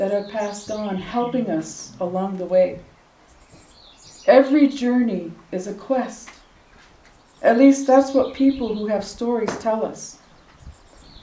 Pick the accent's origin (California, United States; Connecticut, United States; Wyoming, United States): Wyoming, United States; Wind River Reservation; I'm from the Wind River Reservation